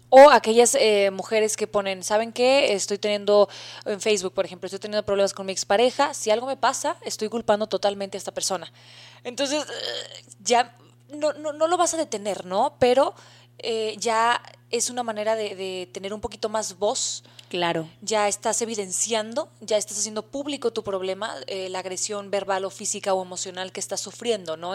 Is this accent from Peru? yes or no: no; Mexico; en el país de México, que es donde nos, nos, encontramos, somos mexicanas de nacimiento